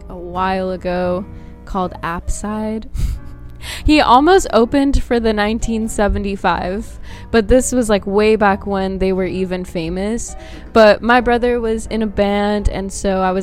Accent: Bay Area, California, United States; also born or lived in Brazil; I was born in Brazil, but I've, like, grown up my whole life in the Bay Area, so that's like the closest thing to home for me

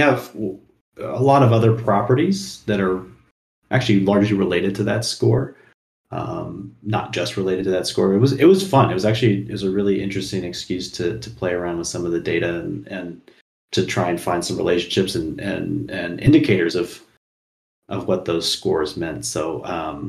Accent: Seattle, Washington, United States; moved away; I'm originally from Seattle

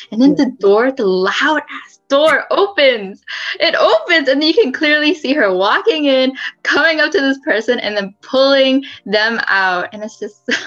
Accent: San Leandro, California, United States; I'm from San Leandro.

